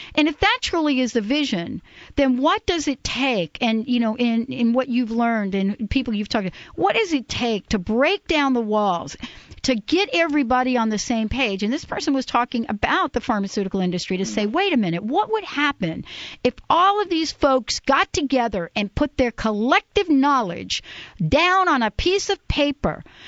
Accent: New York, United States; New York, my place, my hometown

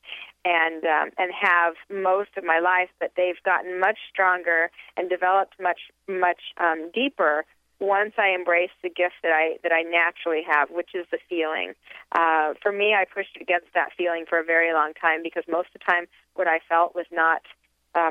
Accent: Salt Lake City, Utah, United States; I was raised in Salt Lake City, Utah

